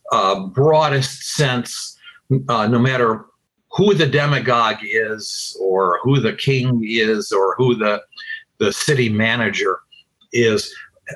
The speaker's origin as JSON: {"language": "English", "town": "Utica", "region": "New York", "country": "United States", "tie": "born or raised there", "said": "in my hometown, upstate New York, ultimately leading me to run for mayor of my little city, Utica"}